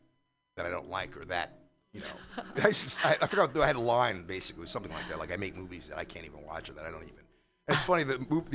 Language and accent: English; New York City, New York, United States; I'm from New York originally. I don't know if you know New York, but Upper Manhattan.